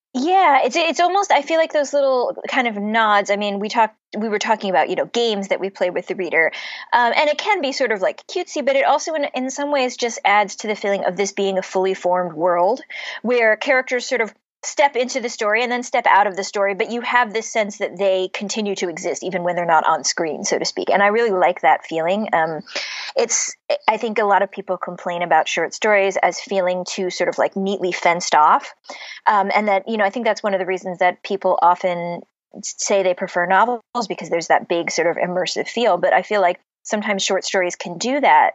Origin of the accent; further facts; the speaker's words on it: Cleveland, Ohio, United States; also born or lived in Pittsburgh, Pennsylvania; now in Boston, United States; I grew up in Cleveland which is right on Lake Erie. Um, I was born in Pittsburgh